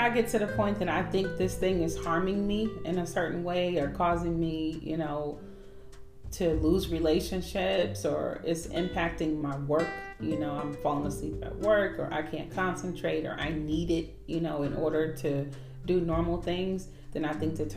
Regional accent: California, United States; I'm from California

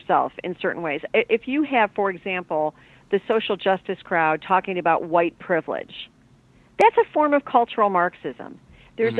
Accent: Chicago, Illinois, United States; I grew up in the Chicago area.

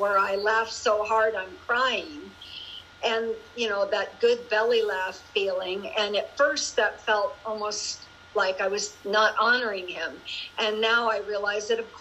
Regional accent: Juneau, Alaska, United States; moved away; back to Juneau last year to my hometown

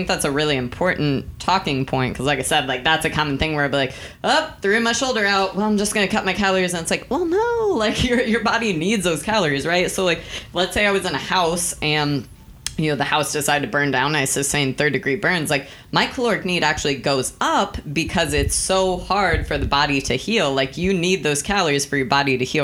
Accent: Texas, United States; I'm from Texas

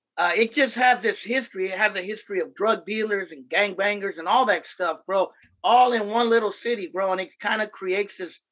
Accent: Oakland, California, United States; also born or lived in Sacramento, California; I run a YouTube and IG and Facebook called Oakland Latinos United. I'm originally from Oakland, California. I still live in the East Bay in the 510. I'm basically a Bay Area kid, born and raised.

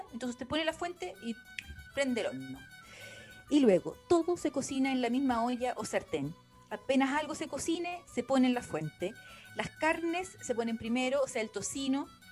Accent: Chile; now in Ireland; como chilena

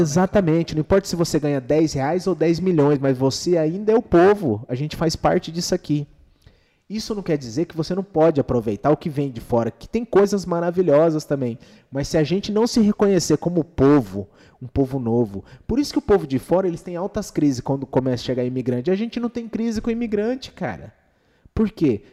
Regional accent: Dourados, Mato Grosso do Sul, Brazil; cidade natal nossa é qual? Dourados, Mato Grosso do Sul

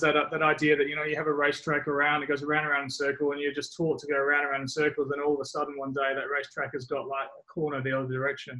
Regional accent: Australia; also born or lived in England; growing up in England and then growing up in Australia, um, very early in England and in Australia, there's nothing at school or high school

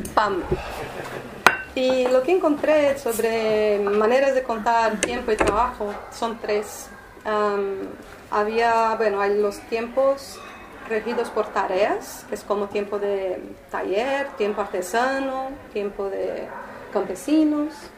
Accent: São Paulo, Brazil; Spanish is a second language; moved away; also born or lived in Rio de Janeiro; yo no soy de Río, ¿eh? yo vivía ahí, yo soy de São Paulo

